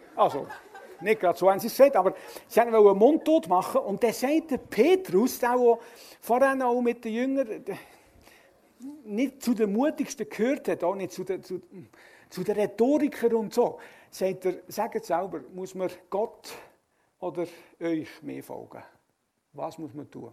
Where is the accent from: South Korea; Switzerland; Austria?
Switzerland; Als Schweizer